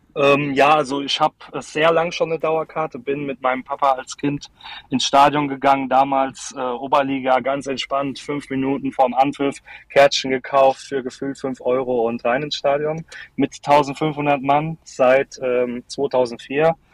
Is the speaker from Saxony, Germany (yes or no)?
no; Darmstadt, Hesse, Germany; bei uns in Darmstadt